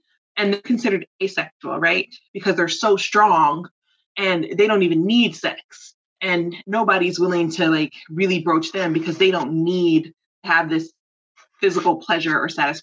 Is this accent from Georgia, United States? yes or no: yes; College Park, Georgia, United States; I grew up in Atlanta. I grew up in College Park